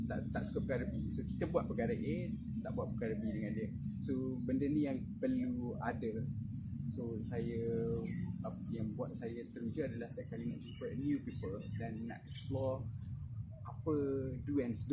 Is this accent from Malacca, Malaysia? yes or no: no; Kelantan, Malaysia; moved away as an adult; now in Johor, Malaysia; saya lahir dan membesar di Kelantan dan lepas tu terus sambung belajar degree saya di UTM Skudai.